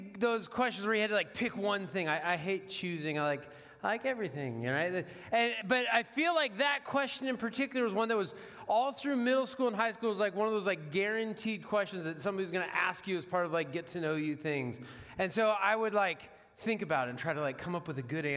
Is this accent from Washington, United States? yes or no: yes; Washington, United States; now in Dubuque, United States; I'm from Washington. Like our state rivalry football game is the Apple Cup